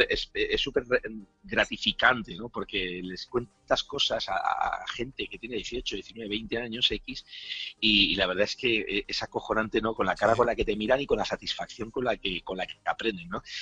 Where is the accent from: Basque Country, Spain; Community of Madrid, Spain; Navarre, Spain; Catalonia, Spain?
Basque Country, Spain; Bilbao; yo soy de Bilbao, eh, originalmente de Bilbao, me he movido mucho por España. Eh, originalmente soy de Bilbao, tengo toda la familia de Bilbao.